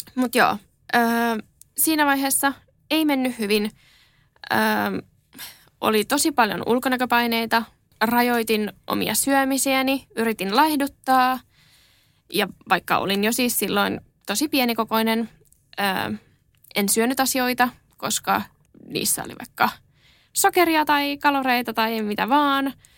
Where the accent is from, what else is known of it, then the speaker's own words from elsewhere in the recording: Helsinki, Uusimaa, Finland; olen asunut aina Helsingissä